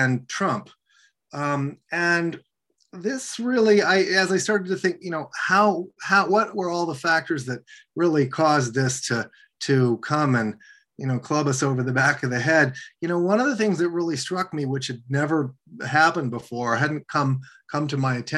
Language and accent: English; Washington, District of Columbia, United States; also born or lived in Bologna, Italy; I grew up in Washington, D.C.